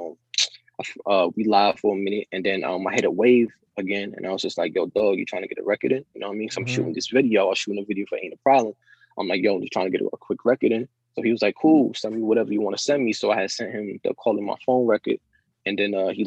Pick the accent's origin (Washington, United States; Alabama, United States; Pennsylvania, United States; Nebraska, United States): Pennsylvania, United States; the Poconos; also born or lived in New York; I was born in New York, but I was raised in the Poconos